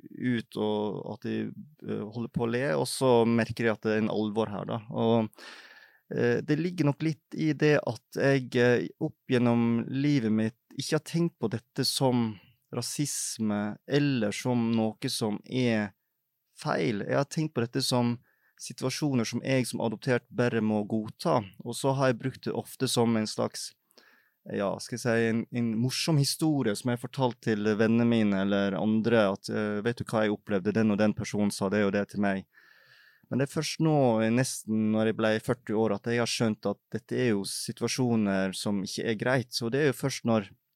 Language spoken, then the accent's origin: Norwegian; Feios, Vestland, Norway; now in Oslo, Norway; jeg er oppvokst i Feios i Sogn og Fjordane